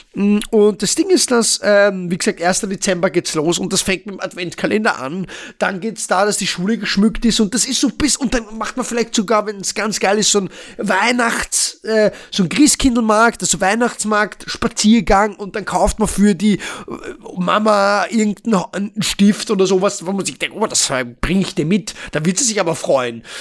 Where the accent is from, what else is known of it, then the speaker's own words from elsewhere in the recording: Vienna, Austria; ich komme aus Wien. Wien, also Österreich.